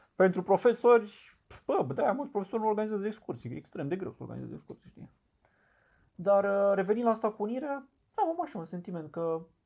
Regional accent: Romania; sunt român

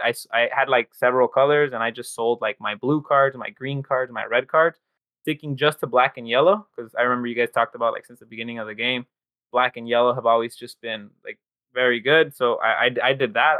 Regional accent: Los Angeles, California, United States; I'm from Los Angeles

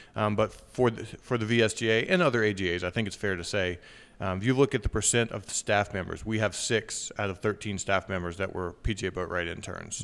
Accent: Wytheville, Virginia, United States; also born or lived in Danville, Virginia; I was born in Danville, Virginia, lived there till I was seven, and then moved over to Withville, which is where, uh, I lived until I went off to college

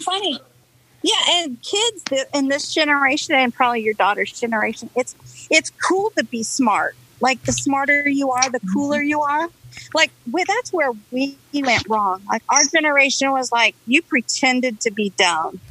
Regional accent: La Mirada, California, United States; also born or lived in Tennessee; I grew up on um, Cartella between Santa Gertrudis and Alicante

